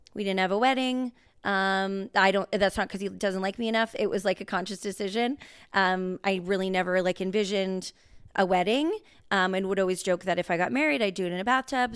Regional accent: Rocky Mountain House, Alberta, Canada; also born or lived in Lloydminster, Saskatchewan; we are from, as we've said in episodes before, Rocky Mountain House, Alberta.

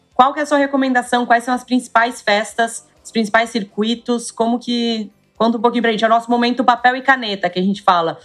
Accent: Ribeirão Preto, São Paulo, Brazil; Eu sou de Ribeirão Preto, ali no interior de São Paulo

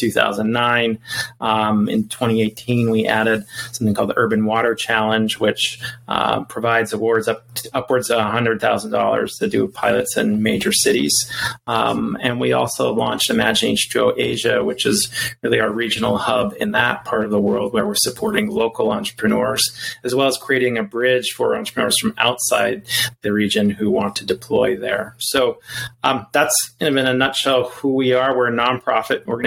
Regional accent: Montana, United States; moved away; also born or lived in Colorado; I had the fortune of growing up in Montana

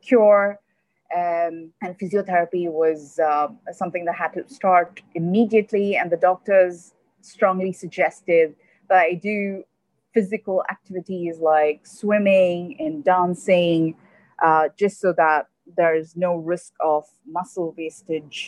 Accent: Dubai, United Arab Emirates; also born or lived in Kerala; I am originally from Kerala. That's where my parents are from. But I'm born and raised here in Dubai.

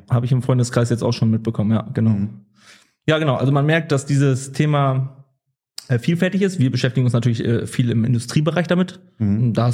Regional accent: Wildeshausen, Lower Saxony, Germany; now in Oldenburg, Germany; Also ich komme aus gebürtig aus Wildeshausen, äh, wohne jetzt in Oldenburg. Ähm, ja, also Norddeutsch, ja, deswegen auch das, das nette Moin am Anfang.

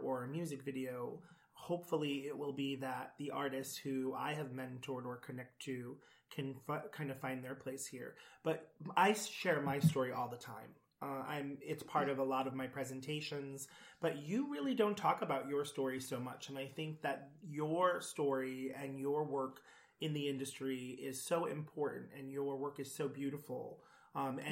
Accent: Providence, Rhode Island, United States; I grew up in Providence, Rhode Island, and growing up in the smallest state

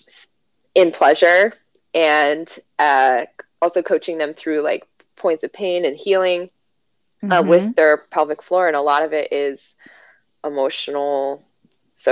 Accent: Chicago, Illinois, United States; moved away as an adult; now in Kentucky, United States; I live in Kentucky, because I'm from Chicago.

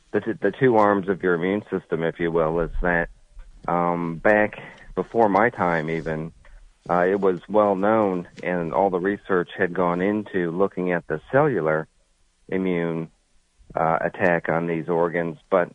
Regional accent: Connecticut, United States; moved away as an adult; also born or lived in Columbus, Ohio; now in New Jersey, United States; I'm originally from Connecticut

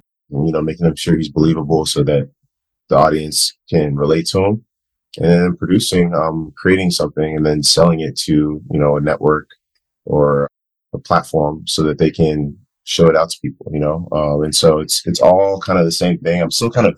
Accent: Ghana; also born or lived in Virginia, United States; now in United States; I'm originally from Ghana, Africa. I lived there for the first long period of my life

